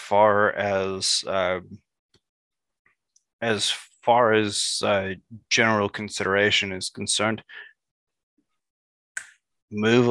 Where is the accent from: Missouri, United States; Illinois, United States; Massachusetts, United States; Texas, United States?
Illinois, United States; Chicago; now in Seattle, United States; I'm from Chicago